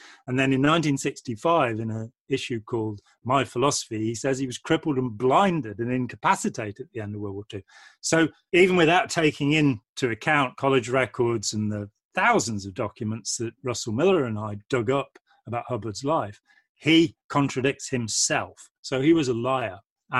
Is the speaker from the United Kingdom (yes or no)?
yes; Lichfield, West Midlands, United Kingdom; now in Nottingham, United Kingdom; I'm from the Midlands. {S1} Okay. {S5} From Lichfield in Staffordshire originally, and I live near Nottingham now.